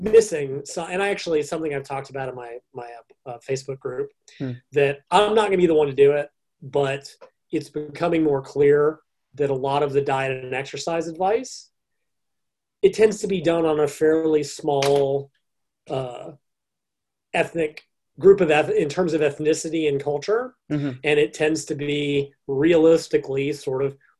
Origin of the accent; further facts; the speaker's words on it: United States; I'm an American